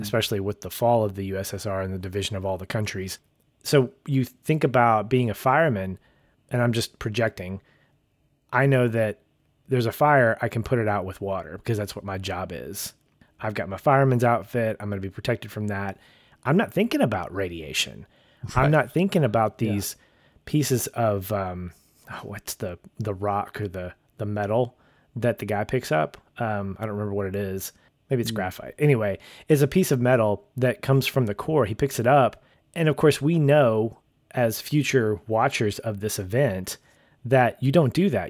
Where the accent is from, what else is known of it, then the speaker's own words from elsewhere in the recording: United States; we as Americans